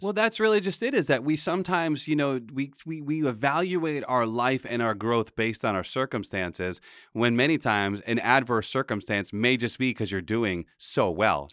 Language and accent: English; Pawtucket, Rhode Island, United States; we grew up in Pawtucket